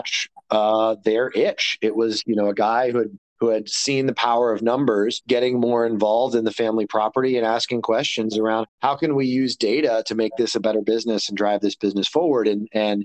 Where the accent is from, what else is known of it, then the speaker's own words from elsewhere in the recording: Maryland, United States; moved away as an adult; also born or lived in Australia / West Coast; now in Denver, United States; I grew up in Maryland